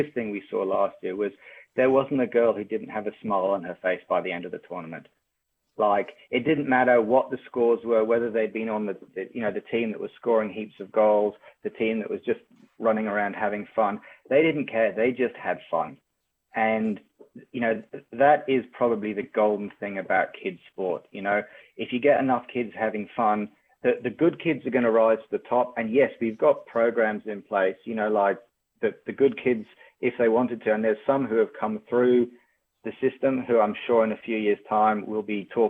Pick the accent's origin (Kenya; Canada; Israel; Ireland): Kenya; moved away; also born or lived in United Kingdom; as a kid, I grew up in Kenya and then went to school in the UK